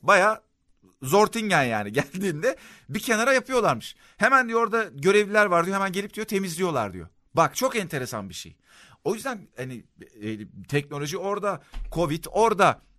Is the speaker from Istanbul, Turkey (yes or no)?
no; Adapazarı, Sakarya, Turkey; Mesela ben Adapazarı'ndayım, memleketim burası